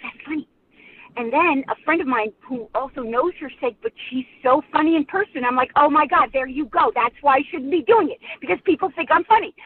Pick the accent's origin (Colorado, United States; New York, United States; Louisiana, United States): New York, United States; upstate; this Summer Stock Theater, which is actually very well known in upstate New York now, came to my hometown